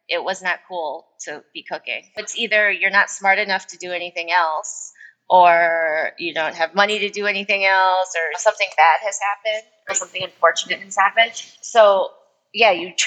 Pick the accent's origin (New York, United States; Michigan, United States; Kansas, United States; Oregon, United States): New York, United States; upstate; moved away as an adult; now in Los Angeles, United States; I just really wanted to get out of upstate New York